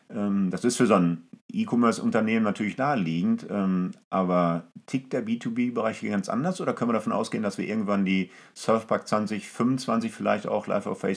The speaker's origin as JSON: {"language": "German", "town": "Essen", "region": "North Rhine-Westphalia", "country": "Germany", "tie": "born or raised there", "said": "Also ich weiß zum Beispiel, in meiner Heimatstadt Essen hat die Essen Motorshow tatsächlich mit solchen neuen Themen gearbeitet"}